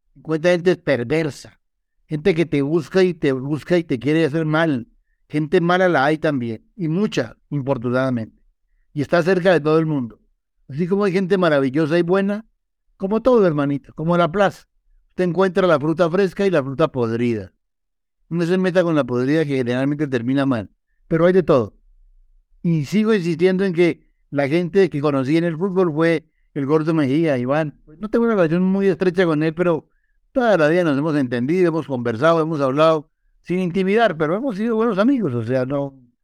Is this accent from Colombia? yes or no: yes; Colombia; como colombiano que soy.